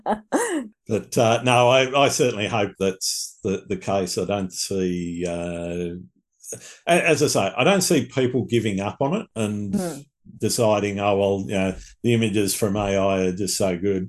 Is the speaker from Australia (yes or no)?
yes; Australia; accent: Australian; my Australian accent